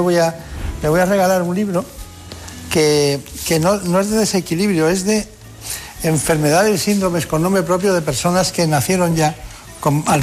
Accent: Castilla-La Mancha, Spain; born or raised there; also born or lived in Requena, Valencia

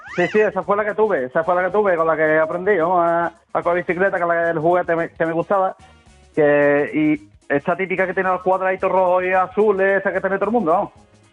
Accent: Cádiz, Andalusia, Spain; Soy de Cádiz

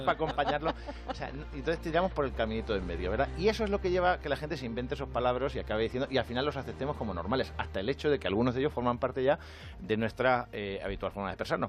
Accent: Albacete, Castilla-La Mancha, Spain; soy de Albacete

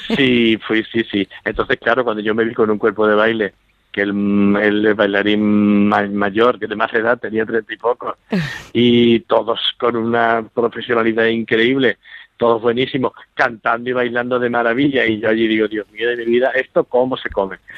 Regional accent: Manzanilla, Andalusia, Spain; moved away; los recuerdos de mi pueblo

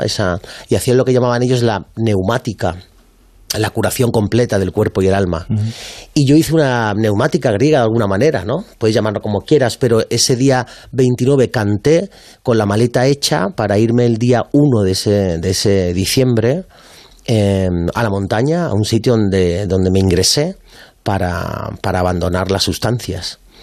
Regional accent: Málaga, Andalusia, Spain; moved away as an adult; also born or lived in Madrid

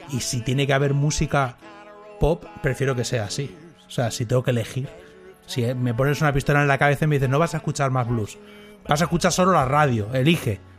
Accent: Argentina; Yo soy eh, argentino-catalán.

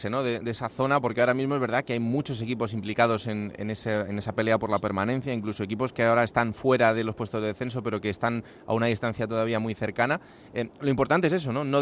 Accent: Villanueva de la Serena, Extremadura, Spain; aquí estamos dos extremeños, porque yo tengo que decirle que soy de Villanueva de la Serena

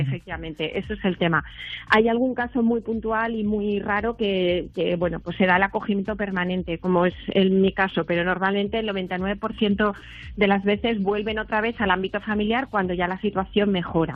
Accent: Spain; nací en España

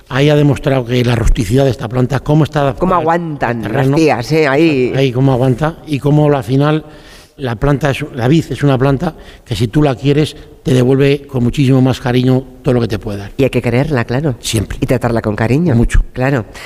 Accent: Galicia, Spain; Yo se me acuerdo cuando era pequeña en mi tierra, volví a Galicia y, y hablábamos siempre de clarete.

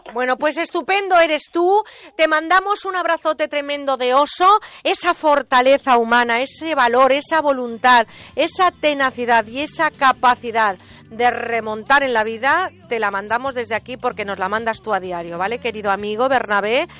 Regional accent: Mediterranean coast, Spain; aquí en mi tierra, desde donde hacemos este programa, porque huele a Mediterráneo, huele a Brea, estamos en esta costa del Mediterráneo

